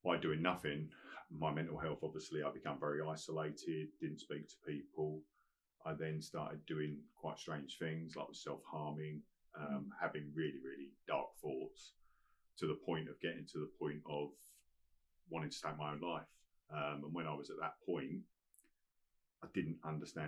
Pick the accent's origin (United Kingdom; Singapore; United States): United Kingdom; Colchester, East of England; I was in Colchester in my hometown